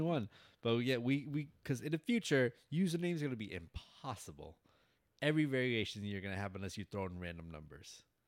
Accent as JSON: {"language": "English", "town": "New York City", "region": "New York", "country": "United States", "tie": "born or raised there", "moved": "yes", "lives_now": "Florida, United States", "said": "I grew up in Bronx, New York."}